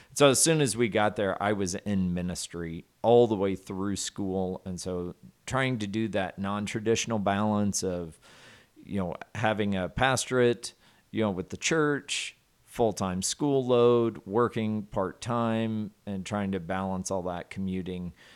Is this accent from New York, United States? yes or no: no; Southwest Arkansas, United States; I grew up in Southwest Arkansas. Very rural area of the, of the country there